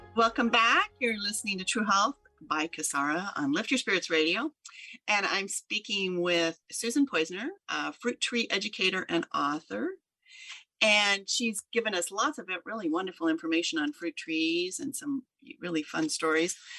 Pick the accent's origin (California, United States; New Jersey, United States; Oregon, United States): Oregon, United States; Southern; I grew up in Oregon and, um, in Southern Oregon